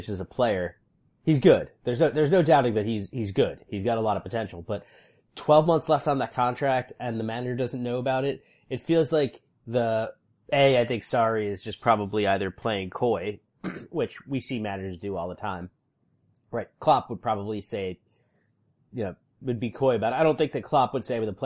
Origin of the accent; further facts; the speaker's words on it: New York, United States; my hometown team in New York, the Red Bulls